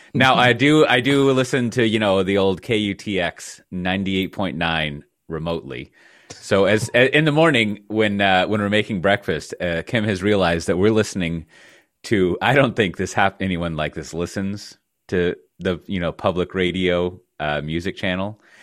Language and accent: English; Texas, United States; now in Netherlands; as a Texan